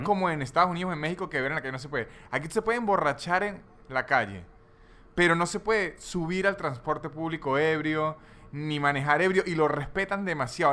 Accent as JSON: {"language": "Spanish", "country": "Venezuela", "said": "yo como buen venezolano"}